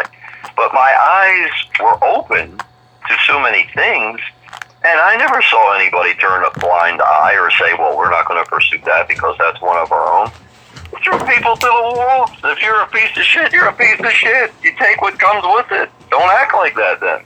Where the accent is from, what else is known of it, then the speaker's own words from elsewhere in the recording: Baltimore, Maryland, United States; I lived in an area, we were multicultural where I grew up in Baltimore